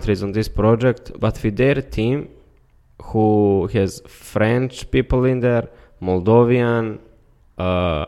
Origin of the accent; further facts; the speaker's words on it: Montenegro; I'm coming from Montenegro